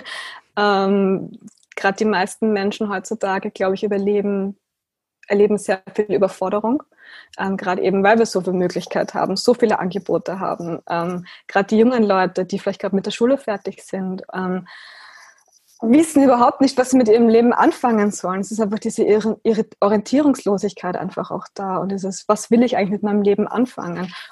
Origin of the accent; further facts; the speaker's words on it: Austria; ich bin 29 Jahre alt, ich bin aus Österreich